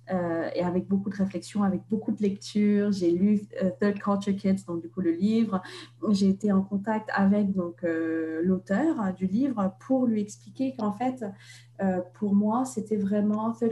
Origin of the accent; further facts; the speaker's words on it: Russia; born there; alors que moi je suis née en Russie